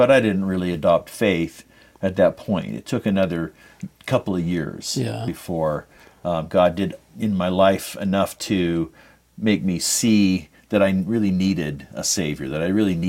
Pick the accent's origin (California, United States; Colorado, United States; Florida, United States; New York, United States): California, United States; also born or lived in Salt Lake City, Utah; So I grew up throughout the West, but mostly from third grade on in Southern California.